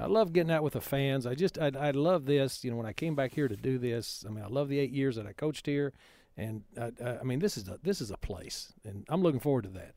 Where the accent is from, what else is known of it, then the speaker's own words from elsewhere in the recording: West Texas, United States; growing up in West Texas